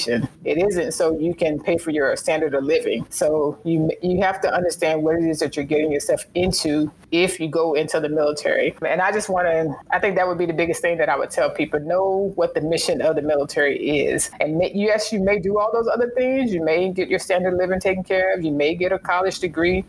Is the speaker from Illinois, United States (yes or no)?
no; Alabama, United States; moved away as an adult; I'm from the state of Alabama. And we settled in Huntsville, Alabama